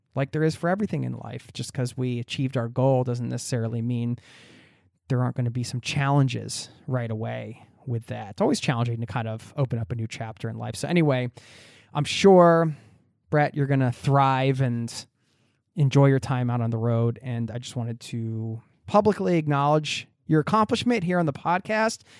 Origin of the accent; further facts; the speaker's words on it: East Coast, United States; I'm from the East Coast